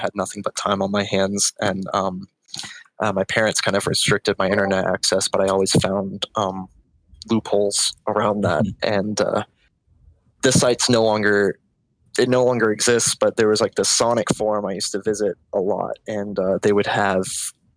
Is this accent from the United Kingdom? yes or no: no; Florida, United States; also born or lived in Orlando, Florida; I was born and raised in Florida my whole life, spent my early childhood in South Florida. So, it was around like Miami